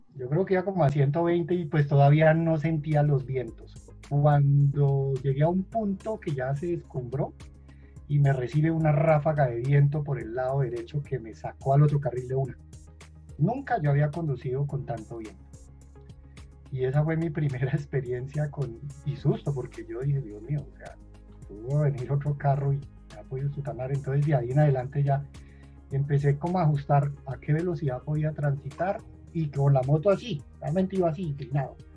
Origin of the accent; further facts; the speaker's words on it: Colombia; como buenos colombianos